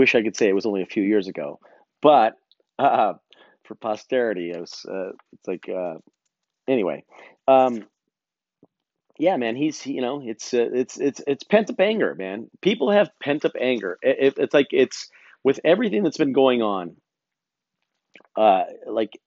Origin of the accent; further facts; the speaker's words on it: United States; I'm an American man.